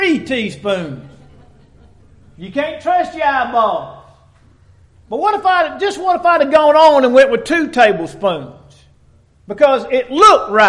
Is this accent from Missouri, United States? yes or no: yes; Dexter, Missouri, United States; growing up in Dexter, Missouri